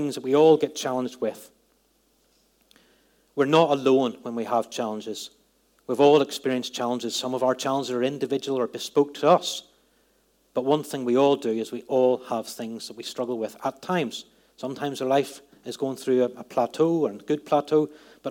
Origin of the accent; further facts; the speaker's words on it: Northern Ireland, United Kingdom; moved away; Growing up in Northern Ireland, at a place at the time I grew up, had a lot of conflict.